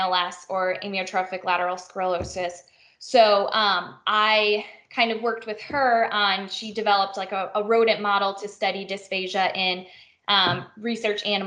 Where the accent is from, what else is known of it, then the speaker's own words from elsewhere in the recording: Illinois, United States; moved away as an adult; also born or lived in Missouri; I grew up in Illinois